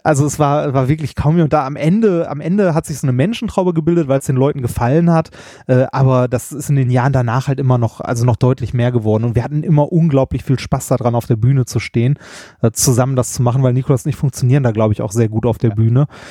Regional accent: Ruhr area, North Rhine-Westphalia, Germany; Ich bin ein Kind des Ruhrgebiets, was man vielleicht auch hört.

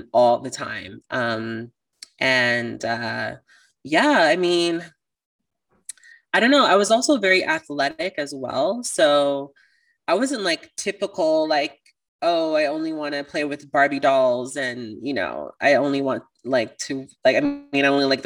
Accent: Toronto, Ontario, Canada; I'm from Toronto

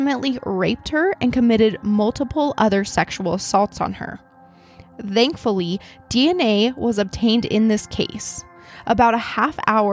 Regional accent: Idaho, United States; I'm from Idaho

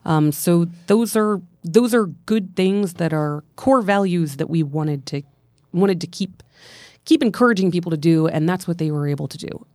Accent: central Pennsylvania, United States; I'm from Pensl-, central Pennsylvania

